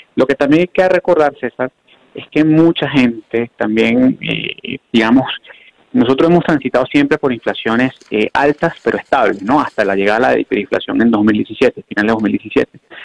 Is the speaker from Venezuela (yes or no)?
yes; Venezuela; los venezolanos que todavía estamos acá